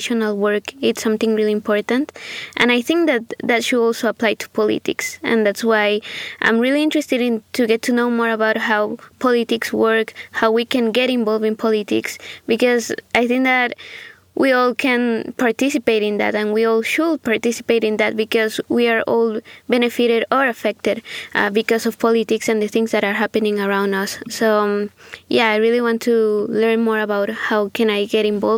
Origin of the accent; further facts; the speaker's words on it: Guatemala; also born or lived in Santa Ana, Costa Rica; now in Walla Walla, United States; I'm from Guatemala and currently I'm a student at Whitman College.